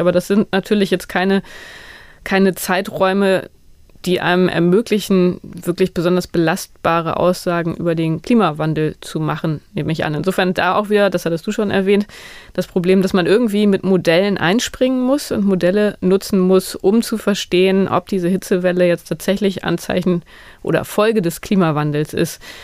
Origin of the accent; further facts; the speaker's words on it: Northern Germany, Germany; moved away; ich komme aus dem Norden